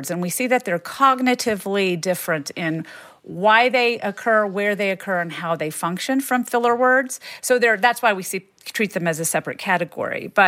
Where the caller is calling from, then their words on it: Florida, United States; from Florida.